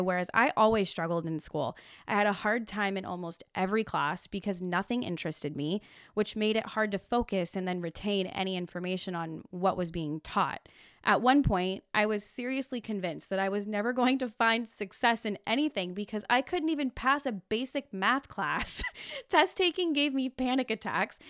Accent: Olympia, Washington, United States; now in Oregon, United States; I'm originally from Olympia, Washington. I went to Tumwater High School

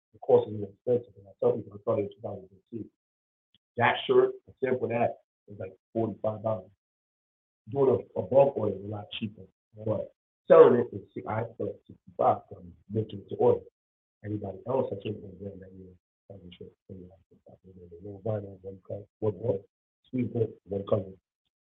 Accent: New York City, New York, United States; I'm from the Bronx, you know, single mom, living basement apartment type flow.

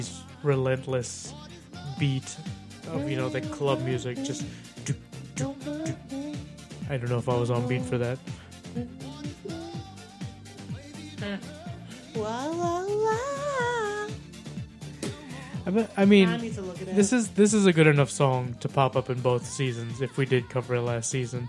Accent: Texas, United States; being a Texan

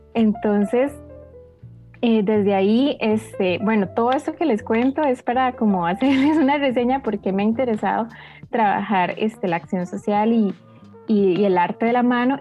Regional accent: Heredia, Costa Rica; soy de Heredia

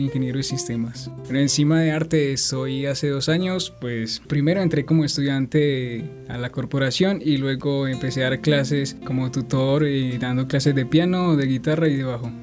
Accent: Anorí, Antioquia, Colombia; soy del municipio de Anorí

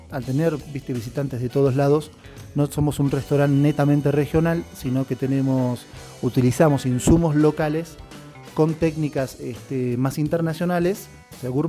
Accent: Buenos Aires, Argentina; que pues yo vengo de Buenos Aires

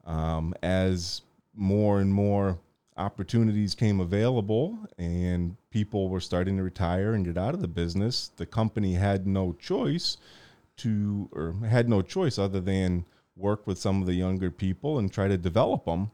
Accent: Portland, United States; as a young kid growing up in Portland

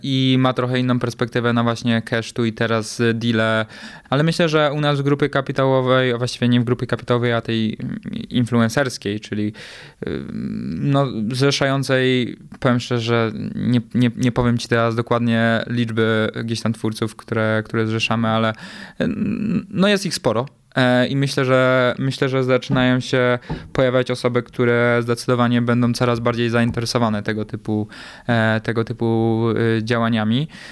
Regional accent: Poland; moved away; Ja z Polski raczej zawsze uciekałem

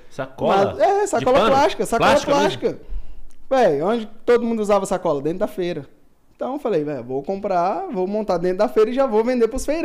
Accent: Taguatinga, Federal District, Brazil; Nascemos e criamos lá em Taguatinga, né

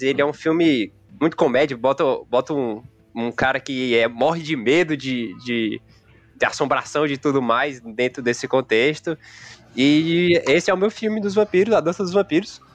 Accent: Teresina, Piauí, Brazil; a gente é aqui, aqui de Teresina

